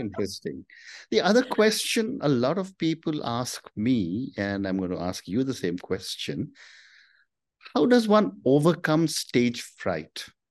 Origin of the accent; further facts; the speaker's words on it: India; I'm from India